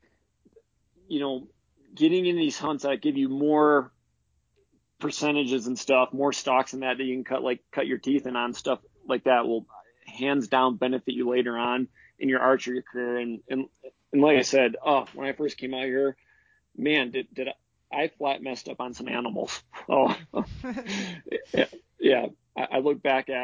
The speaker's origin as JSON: {"language": "English", "region": "Wisconsin", "country": "United States", "tie": "born or raised there", "moved": "as an adult", "lives_now": "Wyoming, United States", "said": "I grew up in Wisconsin hunting whitetails"}